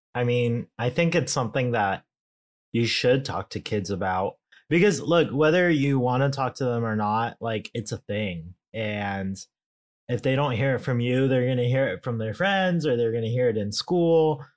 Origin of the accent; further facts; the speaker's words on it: California, United States; I'm such a Californian